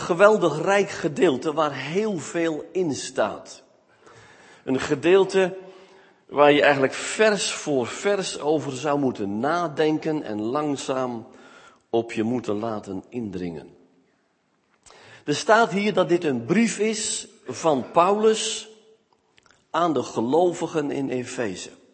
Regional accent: Smilde, Drenthe, Netherlands; moved away; also born or lived in Veluwe; Ik kom namelijk uit Smilde. Dat ligt naast het plaatsje Vochtelo. Het Veen.

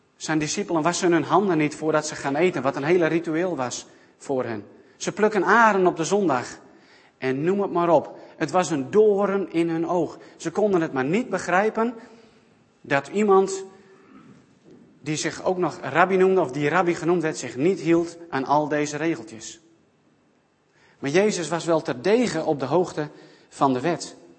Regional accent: South Africa; moved away; mijn geboorteland in Zuid-Afrika

